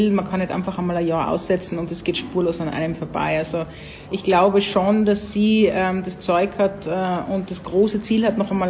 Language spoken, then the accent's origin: German; Tyrol, Austria; Wie man, wie man bei uns in Tirol sagt.